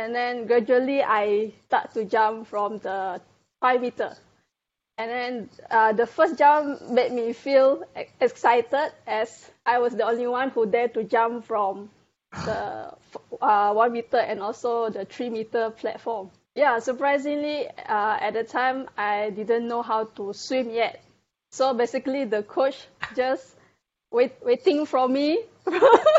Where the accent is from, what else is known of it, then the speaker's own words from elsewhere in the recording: Malaysia; I'm from Malaysia and I'm a diver